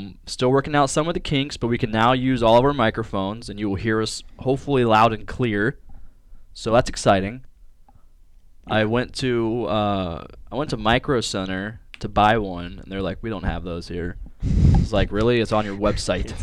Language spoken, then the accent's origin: English; Lancaster, Ohio, United States; I was raised out in Lancaster, Ohio